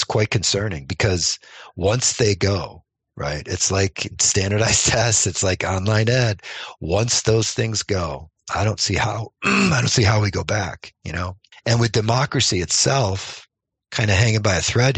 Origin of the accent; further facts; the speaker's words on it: New York, United States; moved away; my home state of New York